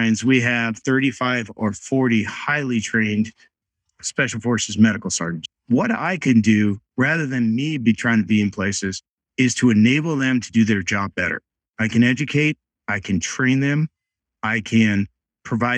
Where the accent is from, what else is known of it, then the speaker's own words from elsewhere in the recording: Rhode Island, United States; Growing up, I grew up in Rhode Island.